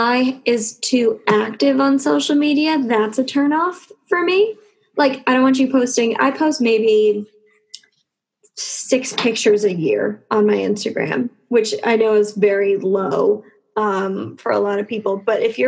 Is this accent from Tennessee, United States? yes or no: yes; Tennessee, United States; moved away; my high school where I grew up in Tennessee